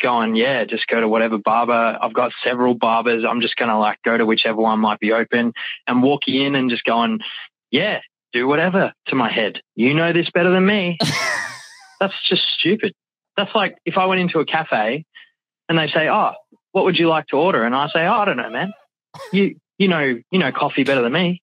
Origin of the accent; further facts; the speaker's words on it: Australia; I'm Australian